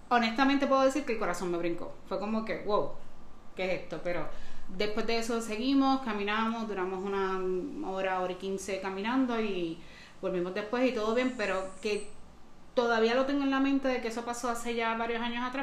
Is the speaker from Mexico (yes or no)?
no; Dominican Republic; accent: Dominican; now in Puerto Rico; Bueno, yo originalmente soy de República Dominicana, pero llevo viviendo en Puerto Rico desde 1996.